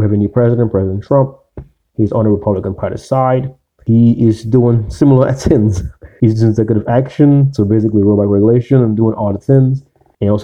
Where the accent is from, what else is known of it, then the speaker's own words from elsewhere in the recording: the South, United States; I grew up in the South